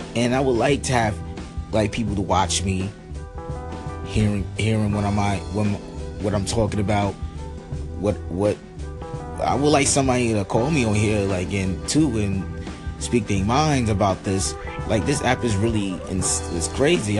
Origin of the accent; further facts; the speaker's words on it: New York City, New York, United States; also born or lived in Bronx, New York; I was from Harlem, but I moved to the Bronx